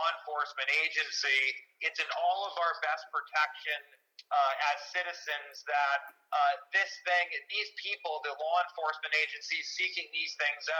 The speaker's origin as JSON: {"language": "English", "country": "United States", "said": "we are American citizens"}